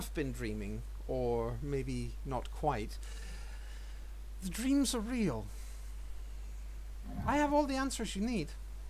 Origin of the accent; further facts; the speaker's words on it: Copenhagen, Capital Region of Denmark, Denmark; I don't come from Narnia. I come from Copenhagen.